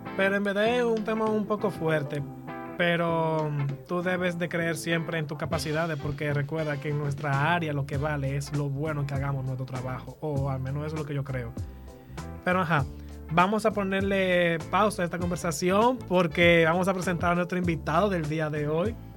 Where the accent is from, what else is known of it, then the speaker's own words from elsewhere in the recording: La Vega, Dominican Republic; Yo que soy de La Vega